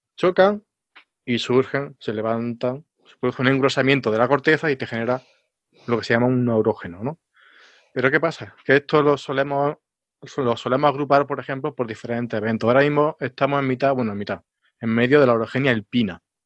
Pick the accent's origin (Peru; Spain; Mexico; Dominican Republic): Spain; Alcalá; en mi pueblo, ahí en Alcalá